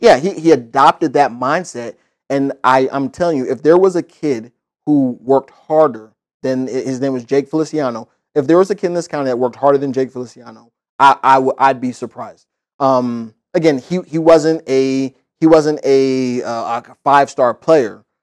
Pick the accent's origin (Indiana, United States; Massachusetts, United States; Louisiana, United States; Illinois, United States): Indiana, United States; now in Florida, United States; growing up in Indiana, playing basketball